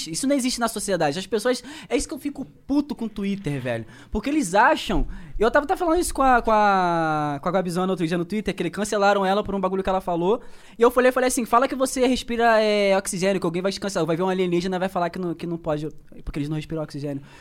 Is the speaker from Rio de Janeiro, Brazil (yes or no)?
yes; Rio de Janeiro, Brazil; por conta da minha realidade, por exemplo, eu sou da Baixada Fluminense.